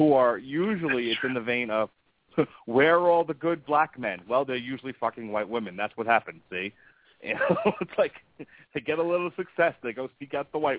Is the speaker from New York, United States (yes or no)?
yes; New York, United States; now in Florida, United States; where I grew up in New York